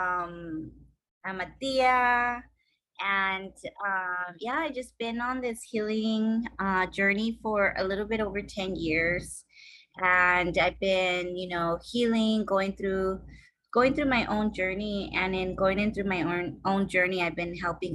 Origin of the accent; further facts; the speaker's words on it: Los Angeles, California, United States; I'm from LA. I grew up in the San Fernando Valley, Fernandeño Tatavium land. And I grew up in Pacoima.